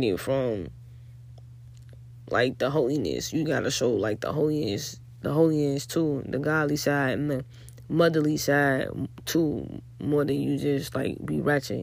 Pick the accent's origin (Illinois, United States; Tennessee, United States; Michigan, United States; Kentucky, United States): Illinois, United States; Chicago; I'm from Chicago